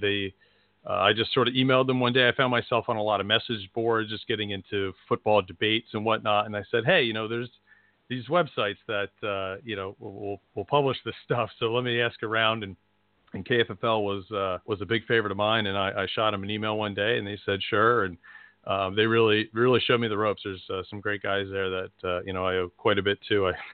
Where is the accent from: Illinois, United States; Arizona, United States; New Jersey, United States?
New Jersey, United States; Flemington; also born or lived in Lehigh Valley, Pennsylvania; now in Pennsylvania, United States; I was born in New Jersey as well, born in Flemington, New Jersey.